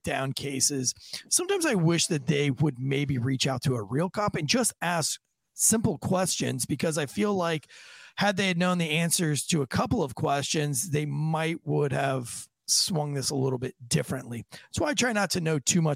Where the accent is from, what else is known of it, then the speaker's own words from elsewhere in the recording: United States; us as American citizens